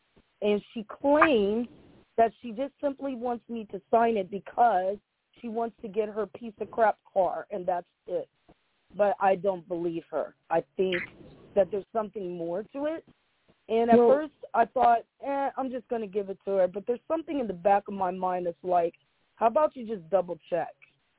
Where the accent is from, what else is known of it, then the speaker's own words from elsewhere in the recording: Franklin County, Ohio, United States; growing up in Franklin County Children's Services